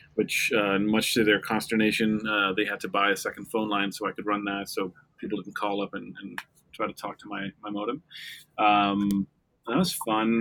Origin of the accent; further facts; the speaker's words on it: Denmark; now in New York, United States; I'm Danish. I grew up in Denmark.